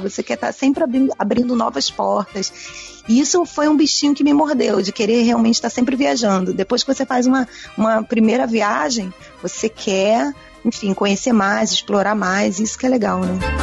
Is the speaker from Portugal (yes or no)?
no; Rio de Janeiro, Brazil; also born or lived in Hungary; sendo carioca, né, e morando aqui